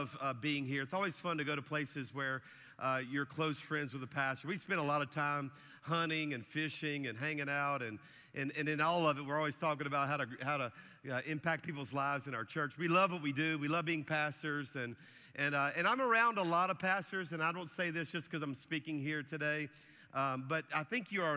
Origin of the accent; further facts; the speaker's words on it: South Louisiana, United States; now in Alabama, United States; our church is in Alabama, but I'm a Cajun from South Louisiana